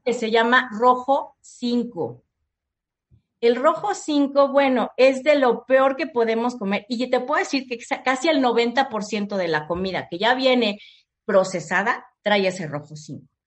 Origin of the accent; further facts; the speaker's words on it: Mexico; somos mexicanos